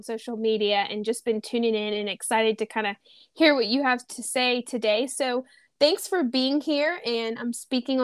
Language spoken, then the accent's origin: English; Louisiana, United States; I'm originally from Louisiana.